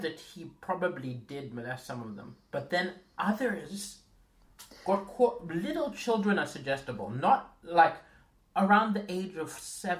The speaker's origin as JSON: {"language": "English", "country": "Malawi", "tie": "born or raised there", "said": "This is my home country."}